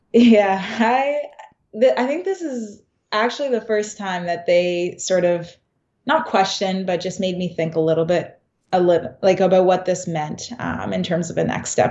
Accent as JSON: {"language": "English", "country": "Canada", "also_born_or_lived": "Kingston / London, Ontario", "moved": "as an adult", "lives_now": "Boston, United States", "said": "myself from Canada"}